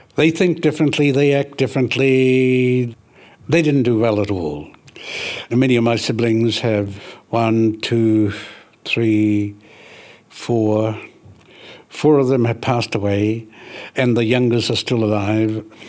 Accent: Ruatahuna, Bay of Plenty, New Zealand; we're from Ruatahuna

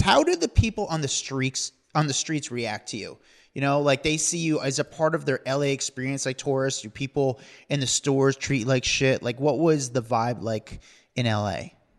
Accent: New York, United States; I'm from New York.

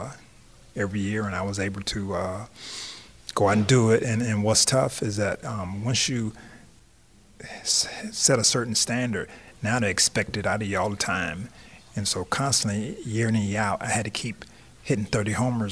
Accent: Tampa, Florida, United States; growing up in Tampa

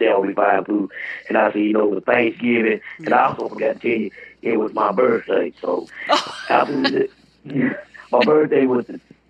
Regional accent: Anniston, Alabama, United States; also born or lived in Birmingham, Alabama; now in Roanoke, United States; like 30 minutes away from where Anniston is. That's where I'm from. And I used to stay in Birmingham, I used to stay in Birmingham about 15, 20 years ago.

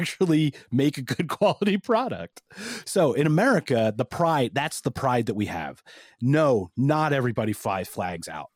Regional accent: United States; I'm American

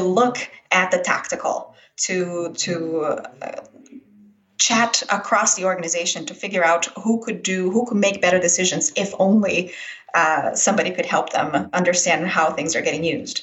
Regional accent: Brazil; moved away; I was actually born and raised in Brazil

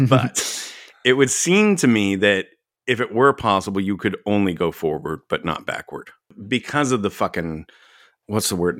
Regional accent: Dallas, Texas, United States; I grew up in Dallas.

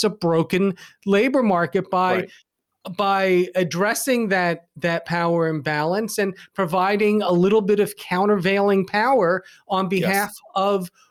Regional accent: Pennsylvania, United States; my home state of Pennsylvania

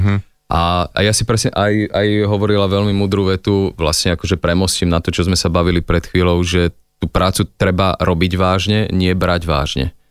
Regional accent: Slovakia; keď som Slovák, že tak to využíme, že tak budem hovoriť teda len slovensky

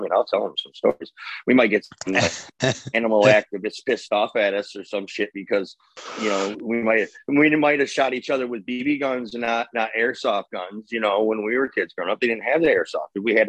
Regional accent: Flint, Michigan, United States; we're union boys from Flint, Michigan.

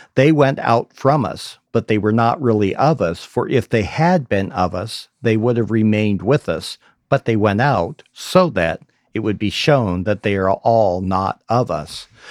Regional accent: Idaho, United States; I grew up in Idaho

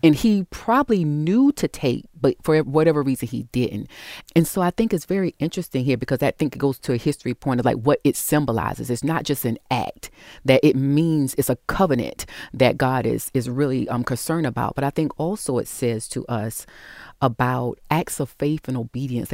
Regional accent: the South, United States; I was raised in the South

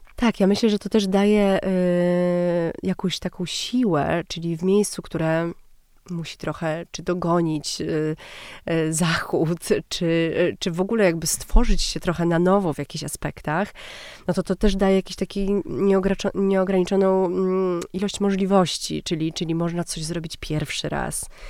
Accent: Warsaw, Masovian Voivodeship, Poland; jesteśmy z Warszawy i, i jesteśmy z nią bardzo związani.

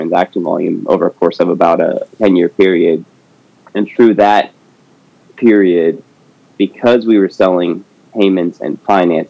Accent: San Francisco Bay Area, California, United States; also born or lived in San Diego / Sacramento; born and raised in the Bay Area, grew up down the coast of California, from San Diego up to Sacramento

